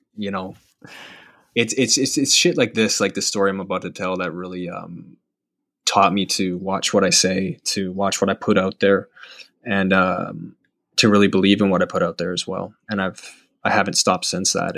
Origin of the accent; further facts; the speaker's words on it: Calgary, Alberta, Canada; moved away as an adult; also born or lived in Vancouver; now in Toronto, Canada; I'm from, I'm from Calgary